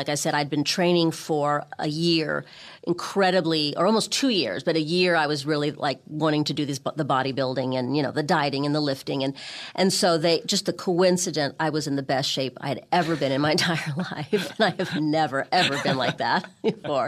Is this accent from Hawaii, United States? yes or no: no; Beverly Hills, California, United States; moved away as an adult; also born or lived in London, United Kingdom; I grew up in Beverly Hills